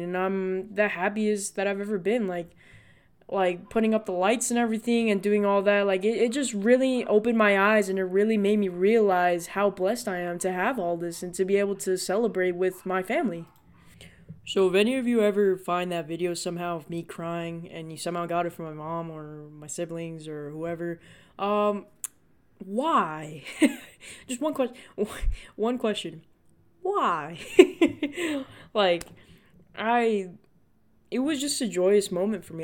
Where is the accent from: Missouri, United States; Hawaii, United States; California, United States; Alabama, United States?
California, United States; Los Angeles; I was born in America, I was born in Los Angeles in the Good Samaritan Hospital